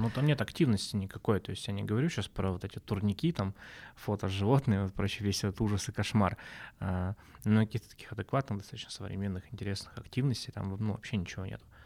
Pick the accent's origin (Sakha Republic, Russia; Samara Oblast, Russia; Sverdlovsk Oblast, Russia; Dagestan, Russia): Sverdlovsk Oblast, Russia; Nizhny Tagil; moved away as an adult; also born or lived in Yekaterinburg; я вот уехал из Тагила там в 17 лет, у меня какая-то связь только сейчас начинает появляться, да, потому что я там все-таки родился